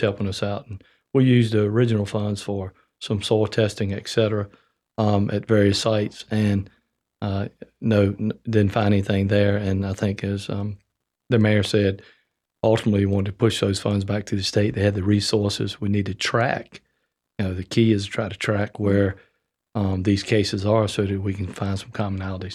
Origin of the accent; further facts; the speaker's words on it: rural Virginia, United States; moved away; Grew up, you know, rural Virginia